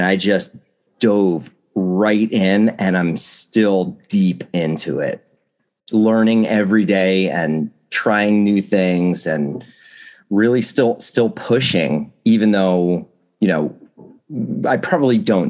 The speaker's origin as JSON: {"language": "English", "region": "New Jersey", "country": "United States", "tie": "born or raised there", "said": "I grew up in New Jersey"}